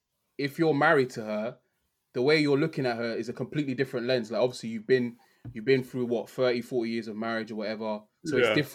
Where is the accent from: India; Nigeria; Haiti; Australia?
Nigeria; as a Christian, as a Nigerian